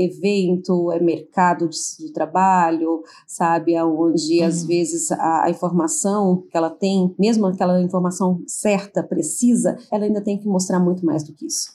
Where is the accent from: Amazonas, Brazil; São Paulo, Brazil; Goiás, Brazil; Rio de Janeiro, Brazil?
Goiás, Brazil; Goiânia; moved away; eu sou nascida em Goiânia e no momento estou morando em Goiânia, né, voltei para Goiânia